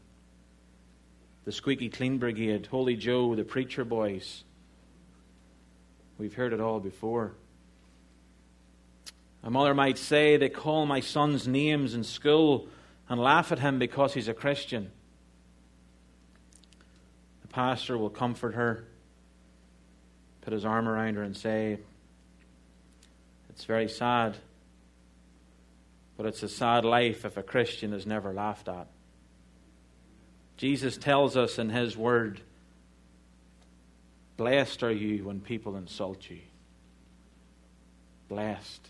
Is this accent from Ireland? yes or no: yes; Ireland; moved away; I'm Irish